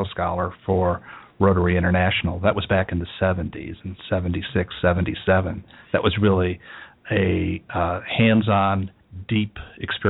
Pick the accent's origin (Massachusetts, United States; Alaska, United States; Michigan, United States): Michigan, United States; Detroit; now in Cincinnati, United States; as a teenager growing up in the Detroit area